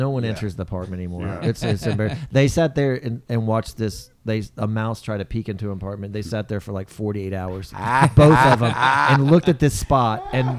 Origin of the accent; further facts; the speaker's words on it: Texas, United States; I'm from Texas